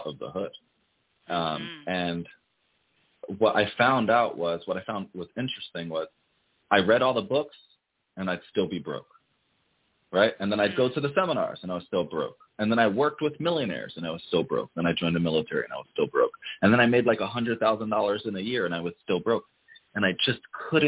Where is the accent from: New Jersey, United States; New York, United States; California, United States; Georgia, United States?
New Jersey, United States; Passaic; also born or lived in Paterson, New Jersey; I grew up in the hood. I'm from Passaic, New Jersey, Paterson, New Jersey.